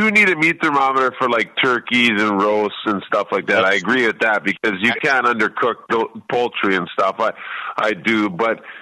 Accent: Canada; Um, I came from Canada, and we're all in one place at one time

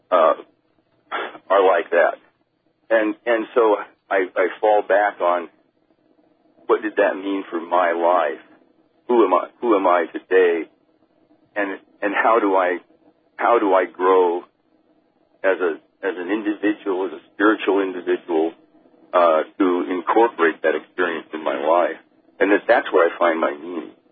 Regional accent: Oregon, United States; I was born in Oregon

